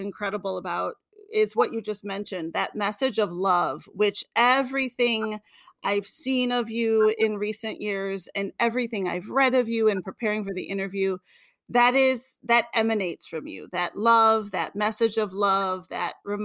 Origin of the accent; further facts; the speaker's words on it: Detroit, Michigan, United States; I am from Detroit.